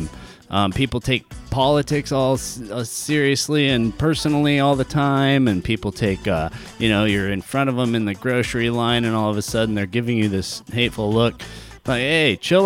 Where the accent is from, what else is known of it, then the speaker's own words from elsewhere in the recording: Long Beach, California, United States; accent: surfer; born in LBC